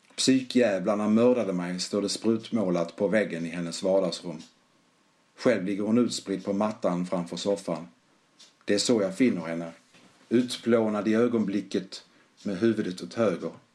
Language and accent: Swedish; Malmö, Skåne, Sweden; accent: skorrande; now in Gothenburg, Sweden; Är ursprungligen från Malmö som säkert hörs på min smått skorrande dialekt